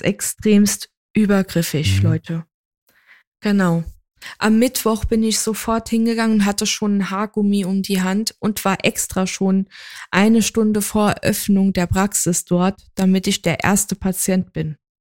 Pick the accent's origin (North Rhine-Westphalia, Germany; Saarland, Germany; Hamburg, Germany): Saarland, Germany; ich ja halt gebürtige Saarländerin bin